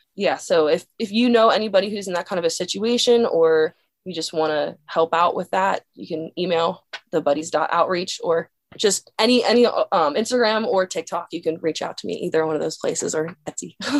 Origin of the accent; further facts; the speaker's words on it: Dillsburg, Pennsylvania, United States; My hometown is called Dillsburg, Pennsylvania